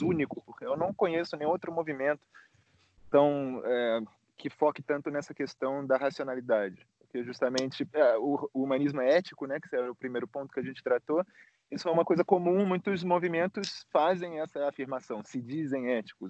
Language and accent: Portuguese; Rio de Janeiro, Brazil; now in Bucharest, Romania; eu sou do Rio, mas moro aqui em Bucareste, na Romênia